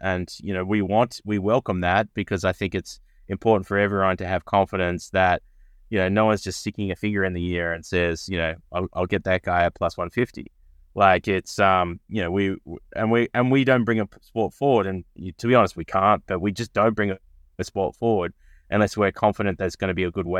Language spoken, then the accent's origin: English; Melbourne, Victoria, Australia; I started my career as a lawyer in Australia, where I'm from Melbourne, Australia